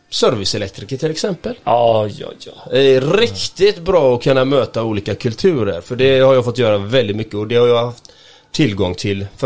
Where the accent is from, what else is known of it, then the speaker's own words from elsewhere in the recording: Gothenburg, Västra Götaland, Sweden; Nej, jag är, jag är ren göteborgare och jag älskar Göteborg kan jag säga.